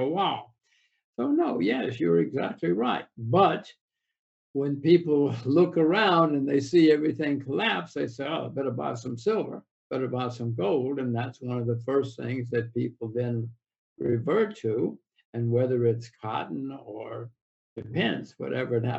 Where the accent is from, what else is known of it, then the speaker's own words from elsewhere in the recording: United States; I'm an American.